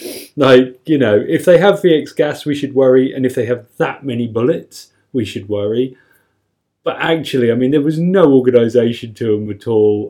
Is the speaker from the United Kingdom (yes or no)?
yes; United Kingdom; as a Brit